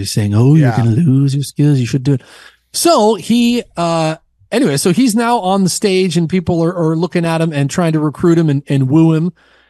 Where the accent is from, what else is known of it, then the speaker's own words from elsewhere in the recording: Portland, Oregon, United States; I'm from Portland, Oregon